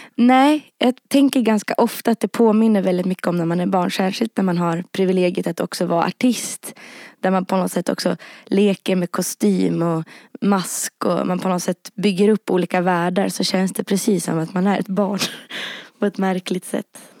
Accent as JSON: {"language": "Swedish", "town": "Rättvik", "region": "Dalarna County", "country": "Sweden", "tie": "born or raised there", "also_born_or_lived": "Härnösand", "moved": "yes", "said": "jag växte upp liksom, både i Rättvik och i Härnösand och i synnerhet i Rättvik"}